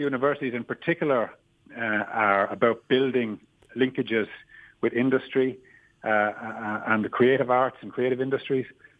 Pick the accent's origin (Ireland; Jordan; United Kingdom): Ireland; Wexford, Leinster; moved away; I'm from Owlert, so I'm from Wexford. I'm from the southeast